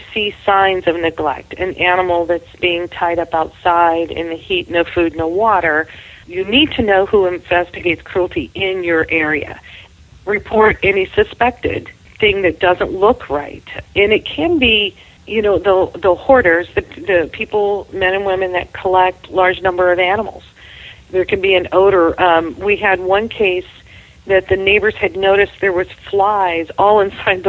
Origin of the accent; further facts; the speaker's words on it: Texas, United States; moved away; I'm originally from Texas